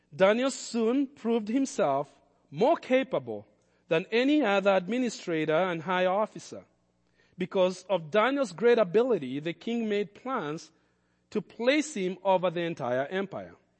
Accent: Kenya; I grew up around lions in Kenya

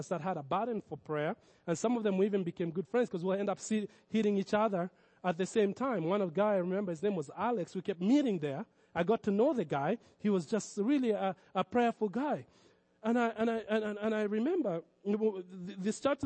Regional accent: Kenya; moved away; in Kenya, I grew up around Muslims

